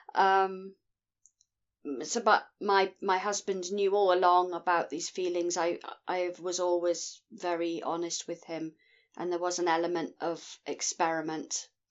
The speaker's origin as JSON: {"language": "English", "region": "Scotland", "country": "United Kingdom", "said": "I'm from Scotland in the United Kingdom"}